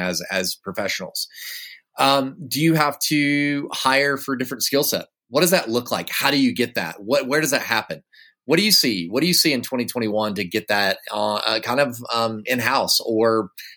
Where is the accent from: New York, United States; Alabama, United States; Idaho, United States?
Alabama, United States; Woodstock; moved away; I grew up in Woodstock, Alabama for a few years of my life.